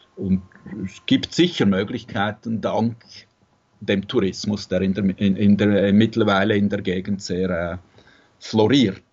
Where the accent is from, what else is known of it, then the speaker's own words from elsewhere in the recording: Zurich, Switzerland; moved away as an adult; now in Tuscany, Italy; mit Musik gearbeitet in Zürich, wo ich aufgewachsen bin